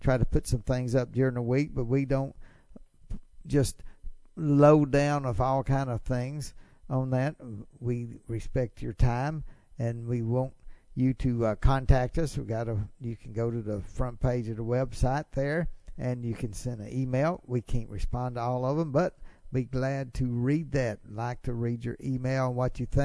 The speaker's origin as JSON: {"language": "English", "region": "Mississippi", "country": "United States", "said": "I'm from Mississippi"}